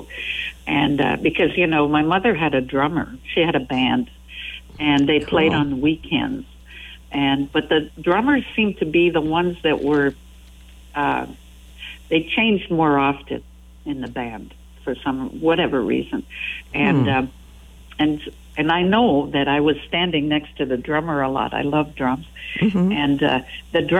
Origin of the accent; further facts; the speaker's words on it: Quebec, Canada; first language French; English is a second language; Yes, that's my mother tongue. Of course, yeah, I speak French.